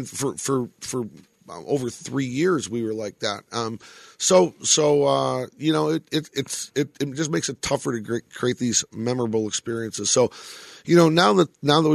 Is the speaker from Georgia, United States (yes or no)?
no; Detroit, Michigan, United States; now in Las Vegas, United States; a kid that grew up in Detroit, you know, I had the ability to see the impact of hockey on the community I grew up